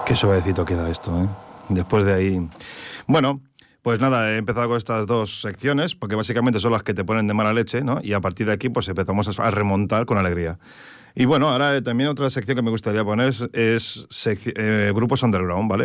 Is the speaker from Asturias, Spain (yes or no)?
no; Terrassa, Catalonia, Spain; Yo soy de Tarrasa